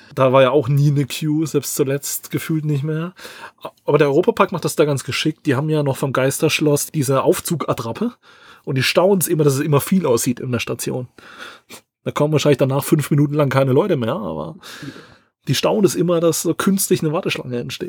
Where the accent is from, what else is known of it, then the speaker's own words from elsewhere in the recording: Southern Germany, Germany; bei uns im Süden